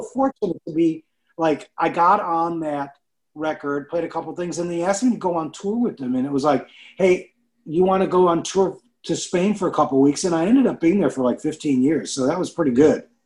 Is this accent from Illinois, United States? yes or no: yes; Chicago, Illinois, United States; I grew up in Chicago